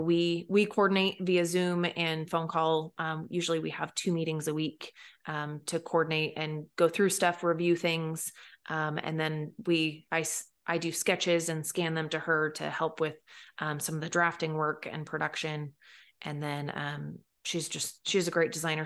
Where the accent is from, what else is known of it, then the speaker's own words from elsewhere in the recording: Pacific Northwest, United States; when I lived over here as you know a teenager and as a young child